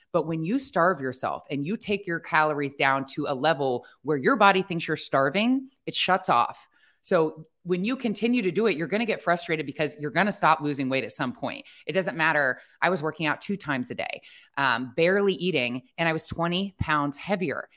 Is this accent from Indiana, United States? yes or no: no; Ohio, United States; I grew up in Ohio